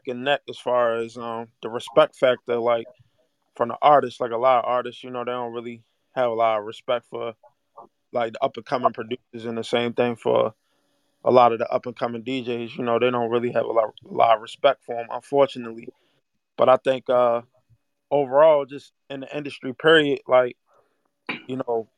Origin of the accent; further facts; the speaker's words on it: Baltimore, Maryland, United States; I'm from Baltimore